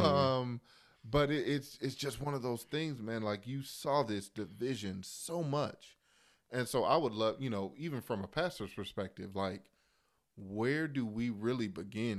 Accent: Chicago, Illinois, United States; I grew up in Chicago

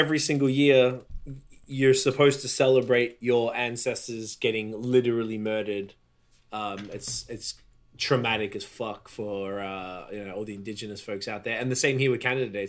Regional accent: Melbourne, Victoria, Australia; we're from Melbourne.

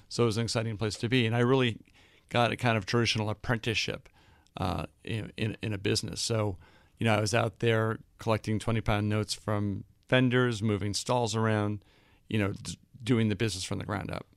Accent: Boston, Massachusetts, United States; moved away; also born or lived in London; I grew up in Boston

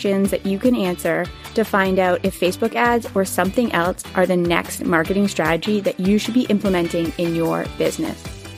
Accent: Canada; moved away as an adult; also born or lived in Taiwan; In 2016, I moved home to Canada back from Taiwan

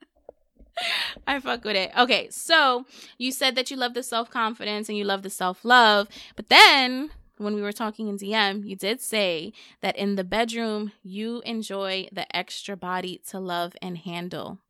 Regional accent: New York City, New York, United States; I'm from the Bronx

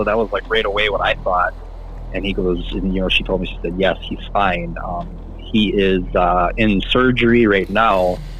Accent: Cadott, Wisconsin, United States; carpooling with a guy and another girl that were in my class, and they both were from Stanley, and I was from Cadott.

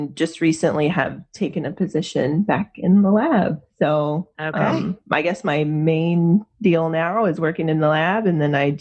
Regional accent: Gastonia, North Carolina, United States; moved away as an adult; also born or lived in Raleigh, North Carolina; now in Portland, United States; I'm actually originally from Gastonia, so the Charlotte neck of the woods.

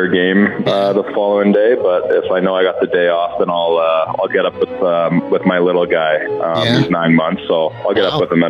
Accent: Edmonton, Alberta, Canada; I grew up in Edmonton and watching the Edmonton Oilers play my whole life.

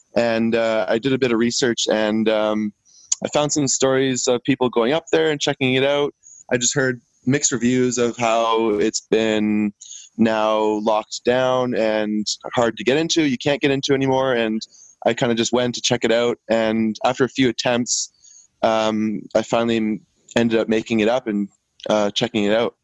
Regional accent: Vancouver Island, British Columbia, Canada; I'm from Vancouver Island and on in British Columbia

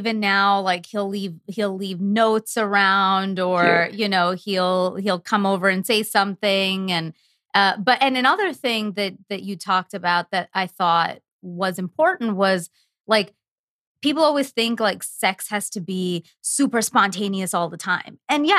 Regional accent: India; I'm Indian. I should not be discussing any of this according to my culture

